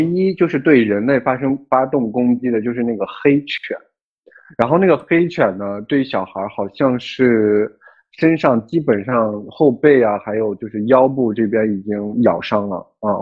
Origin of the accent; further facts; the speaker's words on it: China; 我们作为中国人